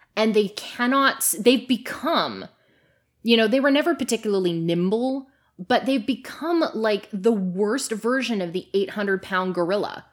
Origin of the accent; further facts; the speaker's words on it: Canada; moved away; I'm Canadian